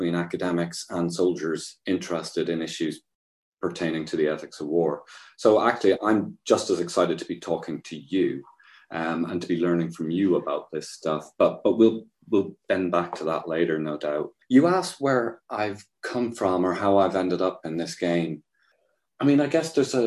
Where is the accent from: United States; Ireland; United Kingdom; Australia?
Ireland; growing up in Catholic Ireland